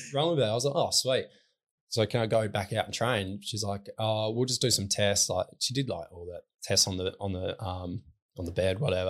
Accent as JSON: {"language": "English", "town": "Newdegate", "region": "Western Australia", "country": "Australia", "tie": "born or raised there", "said": "I grew up in Newtygate, which is forty-five minutes from Lake Grace"}